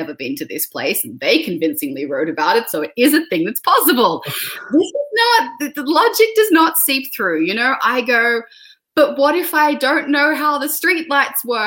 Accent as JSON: {"language": "English", "country": "Australia", "said": "my identity as an Australian author"}